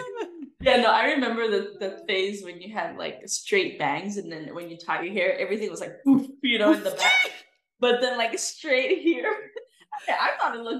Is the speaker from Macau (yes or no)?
yes; Macau; our growing up in Macau